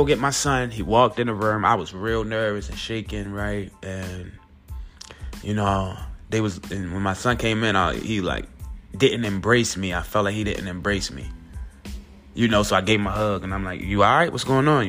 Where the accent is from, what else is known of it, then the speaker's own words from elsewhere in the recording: Baltimore, Maryland, United States; we're from Baltimore